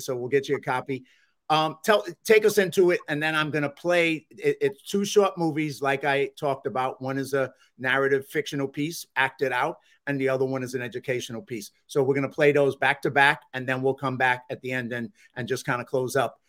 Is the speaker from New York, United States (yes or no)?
yes; New York City, New York, United States; I'm from the Bronx